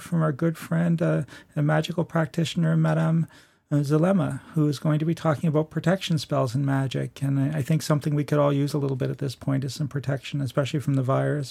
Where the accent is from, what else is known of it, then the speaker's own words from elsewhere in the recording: Nova Scotia, Canada; I was born and raised in Nova Scotia.